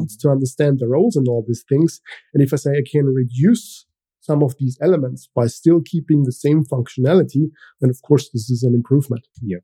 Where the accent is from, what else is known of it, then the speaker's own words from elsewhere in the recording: Austria; first language German; English is a second language; I am from Austria. So, this means my native language is German